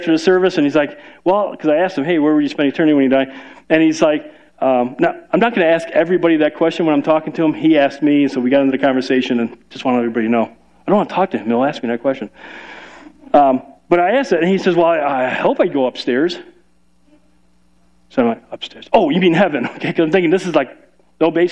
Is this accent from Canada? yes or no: no; Chicago, Illinois, United States; moved away; We're from Chicago